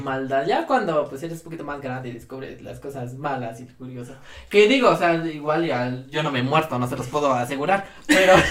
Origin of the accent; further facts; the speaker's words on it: Ecatepec, State of Mexico, Mexico; vengo de Catepec, no es orgullo, es advertencia